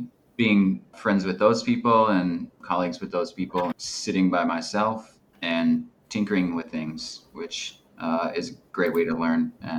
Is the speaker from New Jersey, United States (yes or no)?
no; Minneapolis, Minnesota, United States; I'm from Minneapolis.